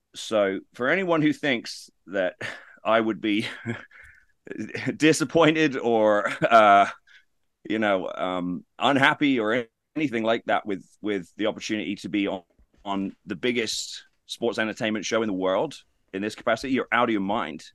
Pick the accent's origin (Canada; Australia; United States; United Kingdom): United Kingdom; being British